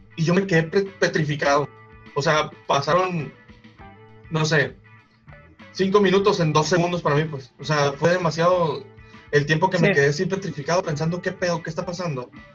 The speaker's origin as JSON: {"language": "Spanish", "country": "Mexico"}